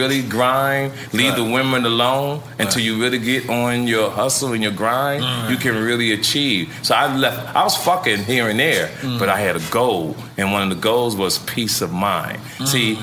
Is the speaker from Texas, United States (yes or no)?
no; Jersey City, New Jersey, United States; moved away as an adult; now in Compton, United States; they got the name of street after me in my hometown, Jersey City, New Jersey.